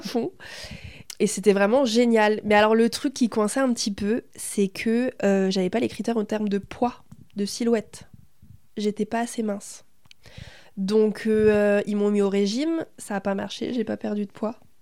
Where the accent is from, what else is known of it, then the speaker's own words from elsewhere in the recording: Berry, Centre-Val de Loire, France; also born or lived in Thailand; Je suis née en Thaïlande parce que ma mère est thaïlandaise. Mais je suis dans le Berry depuis que j'ai un an et demi. J'ai fait toute ma scolarité ici. Donc, euh, bah voilà, je suis berrichonne